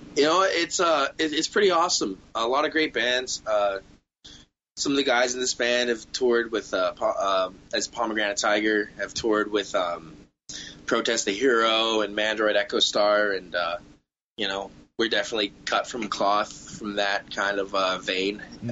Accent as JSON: {"language": "English", "region": "Southwest Ontario", "country": "Canada", "said": "we're all Canadian uh, from Southwest Ontario"}